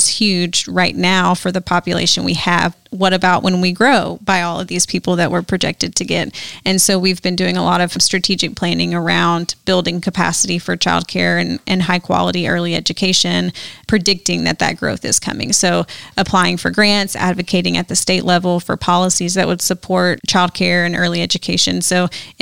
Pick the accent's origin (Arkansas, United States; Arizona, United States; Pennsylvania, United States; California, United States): Arkansas, United States; Little Rock; moved away as an adult; now in Jackson, United States; I grew up in Little Rock, Arkansas